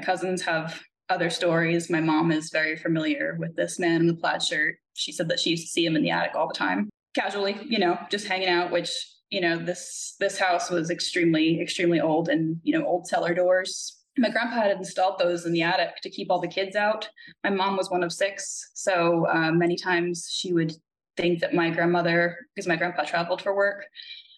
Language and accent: English; Long Island, New York, United States; I grew up in New York on Long Island, and my grandparents had a house in St. James